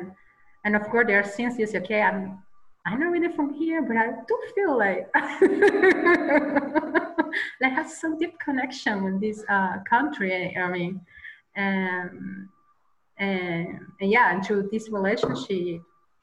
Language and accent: English; Caracas, Capital District, Venezuela; English is a second language; moved away as an adult; now in Austria; From Caracas, from the capital